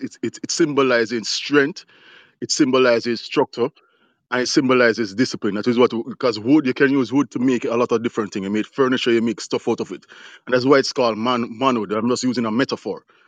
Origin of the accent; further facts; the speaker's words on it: Jamaica; now in United States; I'm from Jamaica. I'm here in the US.